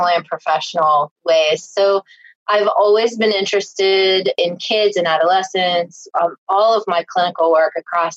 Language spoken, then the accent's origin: English; Tennessee, United States; I grew up in Tennessee